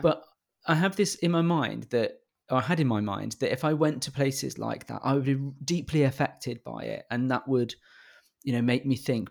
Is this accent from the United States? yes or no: no; United Kingdom; I'm British